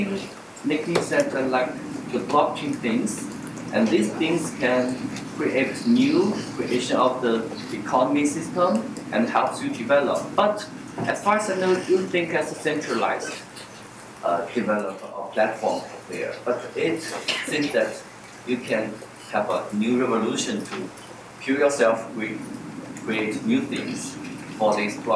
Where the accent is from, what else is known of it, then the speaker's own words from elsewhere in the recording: China; I'm from China